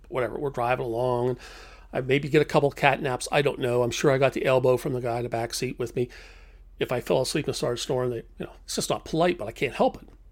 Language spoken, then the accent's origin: English; United States; being an American